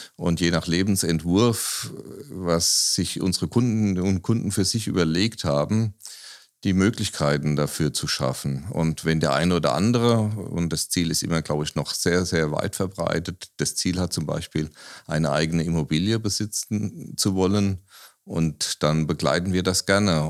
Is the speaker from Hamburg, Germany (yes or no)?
no; Aschaffenburg, Bavaria, Germany; Ich bin ja Aschaffenburger, äh, in Aschaffenburg geboren